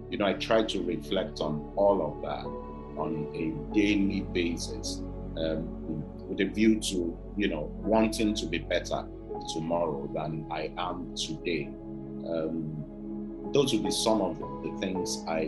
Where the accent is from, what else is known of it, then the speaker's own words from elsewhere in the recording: Oyo, Nigeria; also born or lived in Ibadan / Abeokuta; Oyo Town, where I'm from, Ibadan